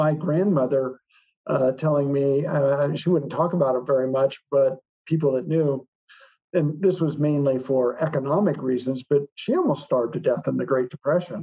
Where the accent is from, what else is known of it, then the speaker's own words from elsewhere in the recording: Iowa, United States; from my home state of Iowa